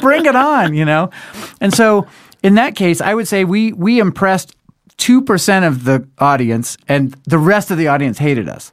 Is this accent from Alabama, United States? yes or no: no; Denver, Colorado, United States; we're from Denver